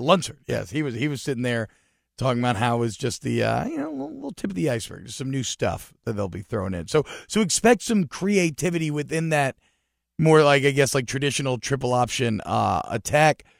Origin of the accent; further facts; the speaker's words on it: Georgia, United States; I grew up in Georgia